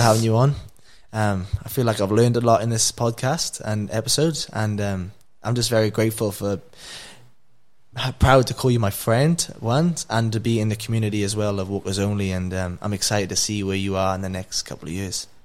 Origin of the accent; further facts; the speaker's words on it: Wales, United Kingdom; now in Australia; I'm from Wales. I've come to Australia